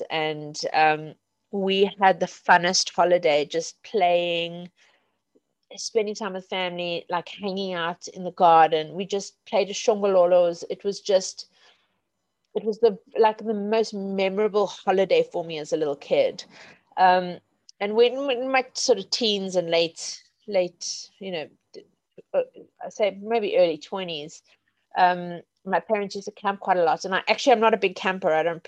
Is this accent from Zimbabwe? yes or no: yes; Zimbabwe; also born or lived in South Africa; now in England; And of course, I grew up in Zimbabwe and South Africa.